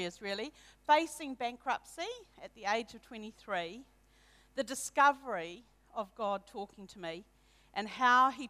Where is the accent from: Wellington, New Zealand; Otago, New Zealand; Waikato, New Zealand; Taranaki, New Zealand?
Waikato, New Zealand; Hamilton; I was brought up in Hamilton um, with one older brother from a non Christian family.